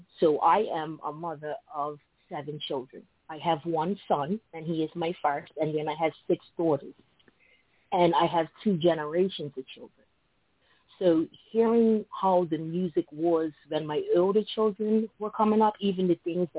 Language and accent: English; Bermuda; now in United States; So I live in the United States, and I wasn't born and raised in the United States. I was born and raised in Bermuda.